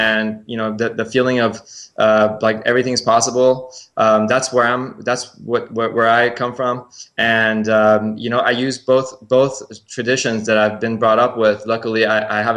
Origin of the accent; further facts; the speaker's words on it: Tampa, Florida, United States; also born or lived in Iran; It was very enlightening for me to live in Tampa